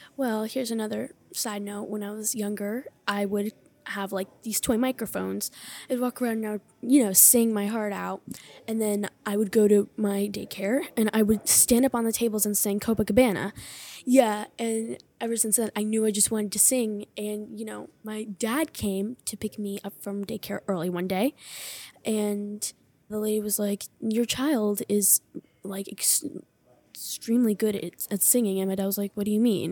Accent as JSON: {"language": "English", "town": "Hershey", "region": "Pennsylvania", "country": "United States", "said": "I am from Hershey, Pennsylvania"}